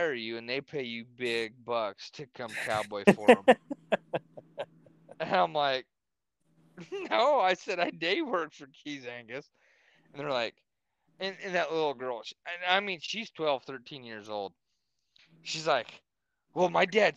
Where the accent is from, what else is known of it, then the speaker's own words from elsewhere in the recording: Nebraska, United States; I'm from Nebraska